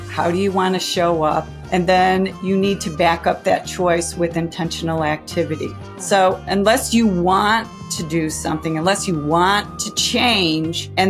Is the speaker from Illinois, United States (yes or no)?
yes; outside of Chicago, Illinois, United States; as a kid growing up outside of Chicago